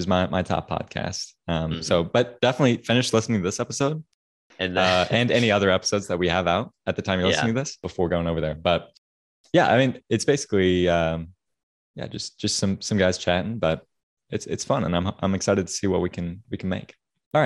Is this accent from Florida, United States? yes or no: no; Kansas City, Missouri, United States; I'm originally from Kansas City, Missouri, you know, the city of fountains, the Paris of the plains.